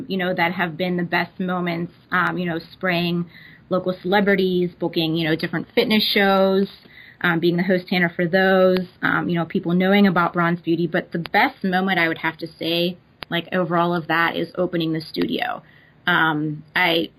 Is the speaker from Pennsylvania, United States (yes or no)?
yes; Pittsburgh, Pennsylvania, United States; I'm from Pittsburgh, Pennsylvania, and I currently also reside here.